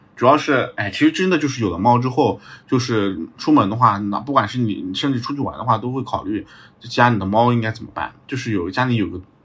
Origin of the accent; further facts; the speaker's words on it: Jinzhai, Anhui, China; moved away as an adult; also born or lived in Hunan; now in Shanghai, China; 老家被称为板栗之乡